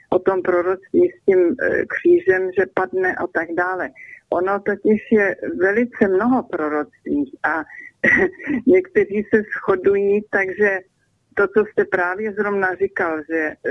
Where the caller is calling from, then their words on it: Germany; A eh, jsem, volám z Německa